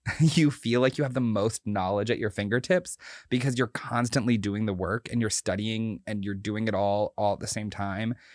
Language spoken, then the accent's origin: English; North Carolina, United States; also born or lived in Boston; I grew up in North Carolina, spent my whole life here, went to college in Boston